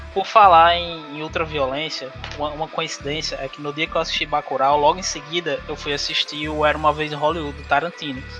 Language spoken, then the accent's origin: Portuguese; São Miguel do Gostoso, Rio Grande do Norte, Brazil; moved away as an adult; also born or lived in São Paulo; now in Fortaleza, Brazil; Quando eu tinha 7 anos de idade, por questão de saúde e outras coisas, meus pais voltaram para RN